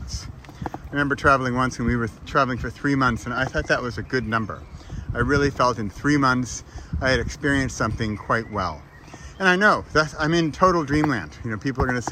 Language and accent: English; United States; now in Europe; as an American living in Europe